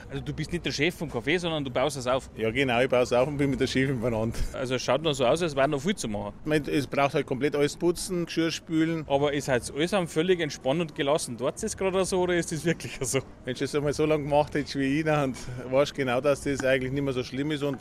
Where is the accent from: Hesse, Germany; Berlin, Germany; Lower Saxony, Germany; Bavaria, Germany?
Bavaria, Germany; Mühlhausen, near Augsburg; now in Gröbenzell, Germany; Ursprünglich Mühlhausen, Bergen, das ist in der Nähe von Augsburg, aber jetzt bin ich in Gröbenzell.